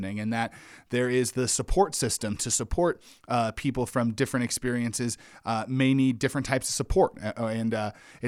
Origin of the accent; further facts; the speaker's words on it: Wyoming, United States; And I grew up in Wyoming, which was about 98% white, and had very little, you know, diverse experiences.